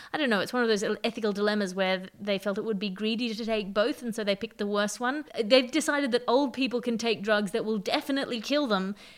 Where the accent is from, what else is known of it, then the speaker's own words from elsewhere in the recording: Australia; as an Australian